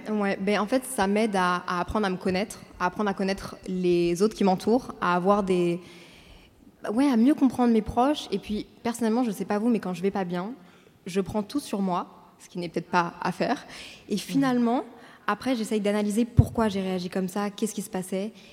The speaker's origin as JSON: {"language": "French", "town": "Brussels", "region": "Brussels-Capital Region", "country": "Belgium", "also_born_or_lived": "Paris / Montreal", "moved": "as an adult", "said": "j'ai 24 ans, je viens de Bruxelles"}